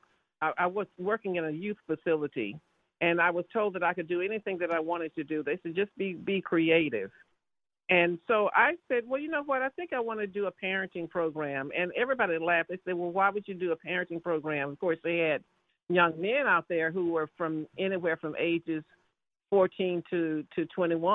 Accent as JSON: {"language": "English", "region": "the South", "country": "United States", "also_born_or_lived": "Washington, D.C.", "moved": "yes", "said": "I'm from the South"}